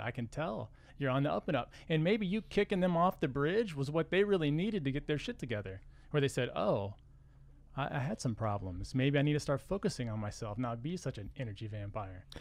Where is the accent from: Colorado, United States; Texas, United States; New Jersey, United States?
Texas, United States; We're from Texas